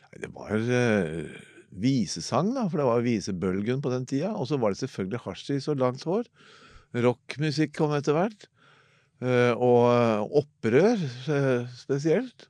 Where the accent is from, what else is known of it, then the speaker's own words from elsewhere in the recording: Oslo, Norway; jeg er født i Oslo, på Golia. Altså mellom to drabantbyer, mellom Oppsal og Tveita